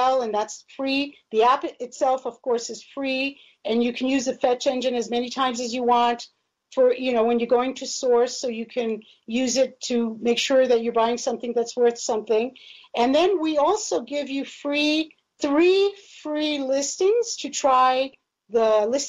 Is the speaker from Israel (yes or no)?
yes; Israel; moved away; I grew up in Israel.